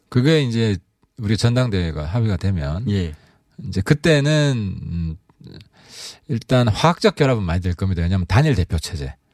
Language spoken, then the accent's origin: Korean; Honam, South Korea; 저는 호남 쪽입니다.